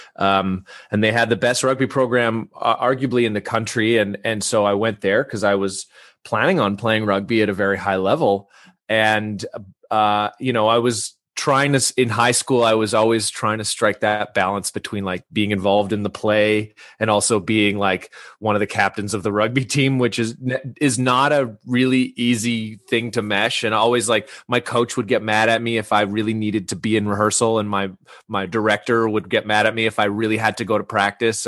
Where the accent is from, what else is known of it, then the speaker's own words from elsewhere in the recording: Vancouver, British Columbia, Canada; moved away as an adult; also born or lived in Salt Spring Island; now in Toronto, Canada; so I grew up in Vancouver. Uh, um, I'm Canadian, and, uh, I live in Toronto now, but I grew up on the West Coast.